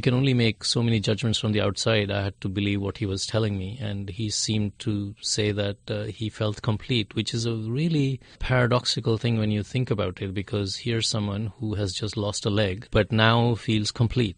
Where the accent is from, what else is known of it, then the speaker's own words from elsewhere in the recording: India; I'm from India